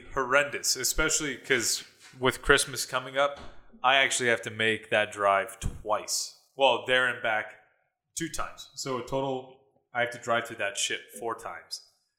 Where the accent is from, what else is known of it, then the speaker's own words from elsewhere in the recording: San Diego, California, United States; moved away; when I was growing up in San Diego